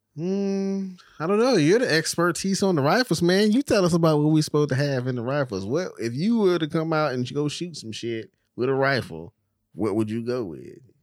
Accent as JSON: {"language": "English", "region": "Texas", "country": "United States", "said": "as a Texan"}